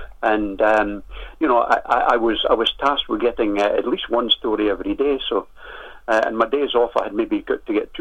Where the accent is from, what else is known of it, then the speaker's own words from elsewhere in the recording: Rothes, Scotland, United Kingdom; my hometown of Rothes